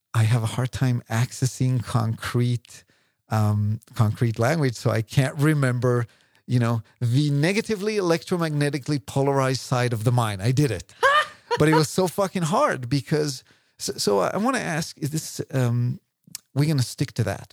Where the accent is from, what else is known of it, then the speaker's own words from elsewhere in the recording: Israel; now in London, United Kingdom; I came from Israel